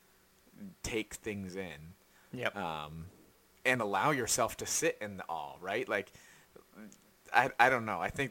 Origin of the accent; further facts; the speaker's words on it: United States; As an American